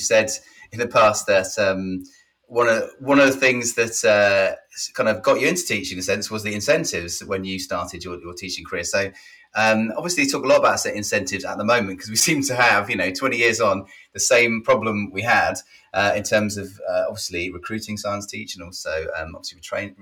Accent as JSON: {"language": "English", "region": "England", "country": "United Kingdom", "tie": "born or raised there", "said": "my hometown. I grew up on the south coast as well"}